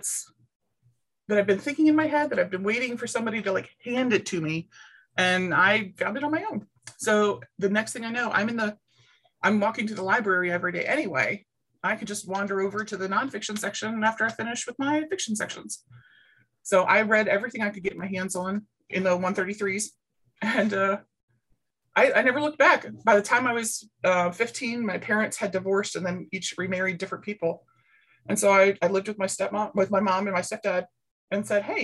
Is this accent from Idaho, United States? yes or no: no; Baltimore, Maryland, United States; I grew up in Baltimore City, like Baltimore City